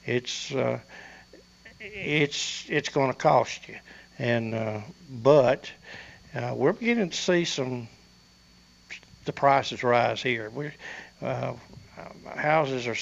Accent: Rutherford County, Tennessee, United States; we were raised in Rutherford County

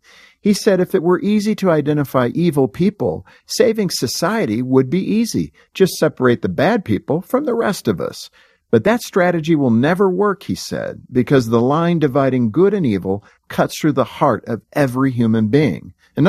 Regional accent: Compton, California, United States; I grew up in Compton, California. My friends were all from different races, cultures, and backgrounds. I saw racism up close from an early age.

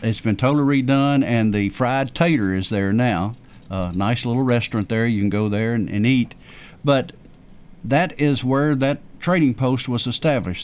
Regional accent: the South, United States; I'm from the South

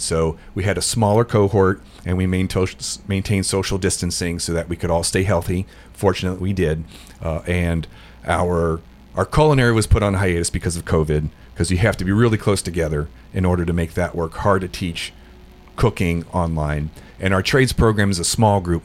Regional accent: Cincinnati, Ohio, United States; moved away as an adult; now in Middle Tennessee, United States; I was born in the Cincinnati area, lived there till I was about 20 years old

